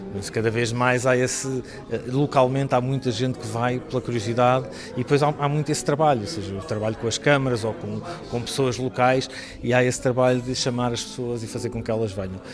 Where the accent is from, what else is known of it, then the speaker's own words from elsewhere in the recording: Estremoz, Alentejo, Portugal; Estremoz, que é a minha terra, é onde eu estou a viver.